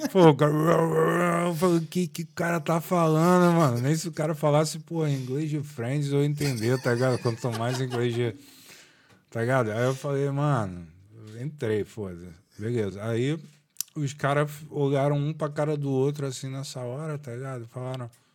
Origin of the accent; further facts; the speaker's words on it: Rio de Janeiro, Brazil; moved away as an adult; now in Dublin, Ireland; eu cresci aqui do lado da CDD